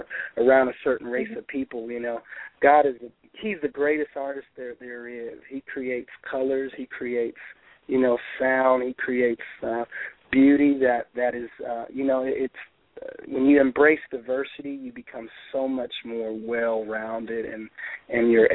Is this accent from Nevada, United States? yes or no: yes; Reno, Nevada, United States; I was born and raised in Reno, Nevada